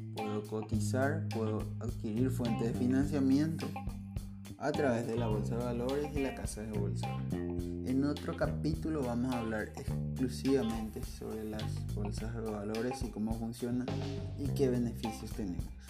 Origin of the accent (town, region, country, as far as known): Paraguay